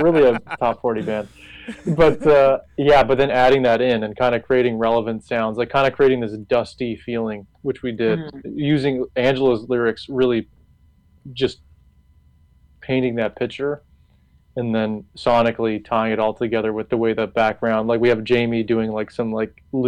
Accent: Toronto, Ontario, Canada; I'm from the opposite of Texas, you know, being from Toronto

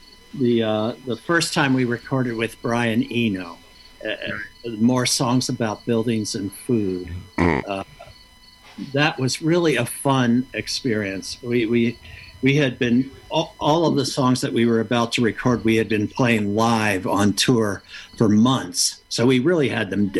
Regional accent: United States; moved away as an adult; also born or lived in Pittsburgh, Pennsylvania / Kentucky / New York; growing up in Pittsburgh or in Kentucky

